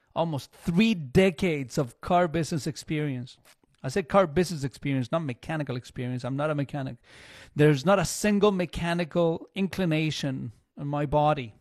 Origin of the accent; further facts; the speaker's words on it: Chile; now in Canada; I, I grew up in Chile, and it's all metric